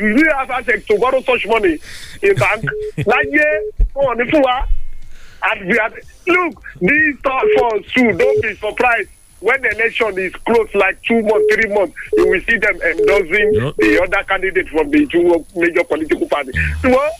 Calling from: Abeokuta, Ogun State, Nigeria

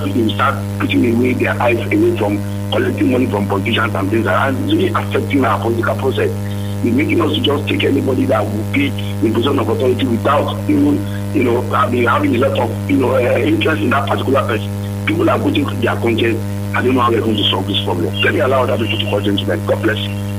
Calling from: Abeokuta, Ogun State, Nigeria; I'm calling from the People's Parliament in Abeokuta.

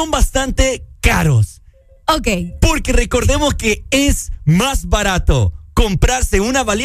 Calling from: Choluteca, Honduras; Eh, le llamamos la Sultana del Sur. Sultana del Sur. La Sultana. Soluteca.

